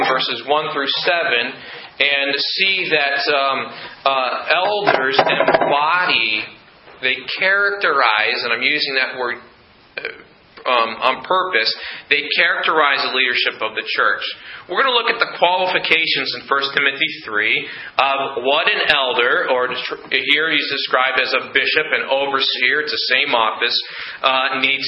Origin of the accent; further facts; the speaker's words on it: United States; as an American here